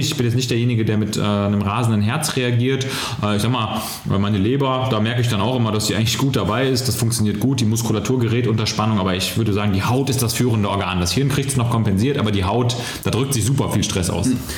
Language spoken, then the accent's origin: German; Mönchengladbach, North Rhine-Westphalia, Germany; Ich habe wirklich einen Großteil meiner Jugend in den Ferien, also wirklich in den Ferien konzentriert auf dem Abi, so nannte der sich damals